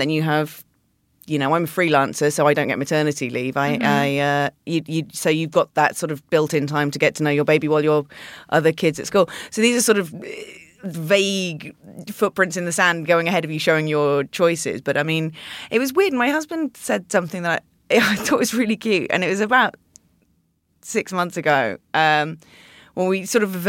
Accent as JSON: {"language": "English", "country": "United Kingdom", "said": "I'm British"}